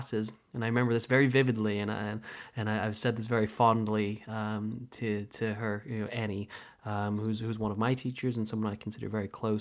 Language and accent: English; Santa Monica, California, United States; moved away as an adult; now in London, United Kingdom; I grew up in Santa Monica